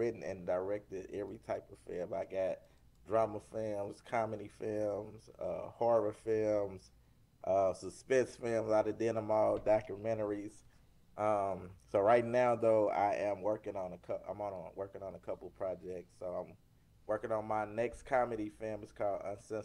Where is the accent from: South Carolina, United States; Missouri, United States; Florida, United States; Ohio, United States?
Missouri, United States; St. Louis; born and raised in St. Louis.